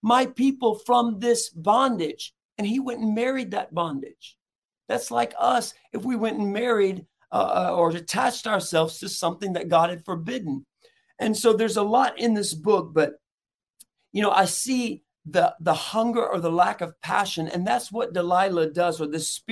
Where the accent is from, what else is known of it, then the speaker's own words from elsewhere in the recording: Chattanooga, Tennessee, United States; from Chattanooga, Tennessee